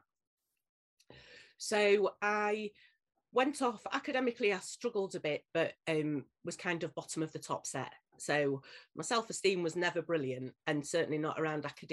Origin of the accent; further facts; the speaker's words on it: Leeds, Yorkshire and the Humber, United Kingdom; born and bred in Leeds, still in Leeds, not far from where I was born and bred